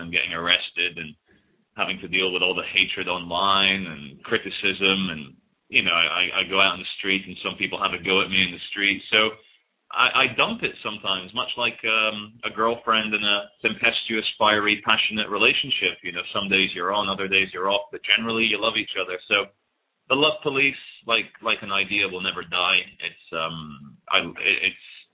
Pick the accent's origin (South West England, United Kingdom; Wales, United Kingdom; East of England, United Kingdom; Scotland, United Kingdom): Scotland, United Kingdom; also born or lived in Brazil; now in England; I'm based in England at the moment, though I am Scottish, Brazilian